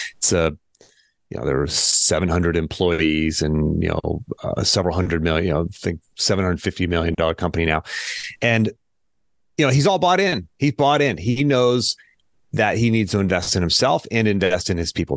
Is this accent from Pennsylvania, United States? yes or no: yes; Pittsburgh, Pennsylvania, United States; now in Charlottesville, United States; born and raised in Pittsburgh, Pennsylvania. Uh, I currently live in Charlottesville, Virginia